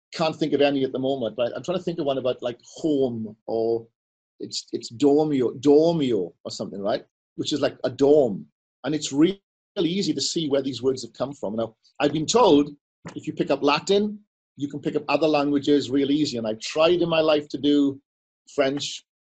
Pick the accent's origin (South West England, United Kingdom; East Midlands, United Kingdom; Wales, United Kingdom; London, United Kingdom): Wales, United Kingdom; I'm Welsh